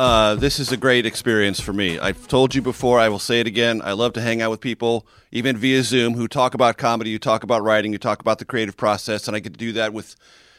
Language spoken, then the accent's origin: English; San Diego, California, United States; I grew up in San Diego, California. Let's just say the Protestantism in my household was very light and not ritualized.